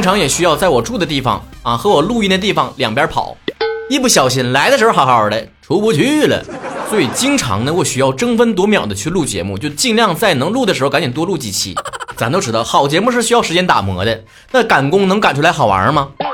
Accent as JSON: {"language": "Chinese", "region": "Northeast China", "country": "China", "said": "咱们东北人嘛，想说好普通话，最难克服的是那种精神层面的东西"}